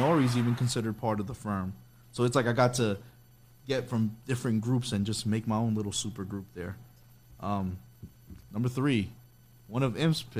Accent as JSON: {"language": "English", "town": "New York City", "region": "New York", "country": "United States", "tie": "born or raised there", "said": "as a Hispanic male growing up in New York City"}